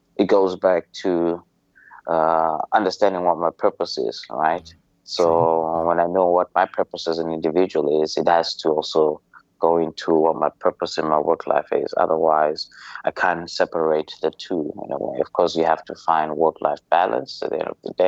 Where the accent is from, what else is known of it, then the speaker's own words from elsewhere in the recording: Zimbabwe; moved away as an adult; now in Malaysia; I'm from Zimbabwe, and I've been in Malaysia for the last 10 years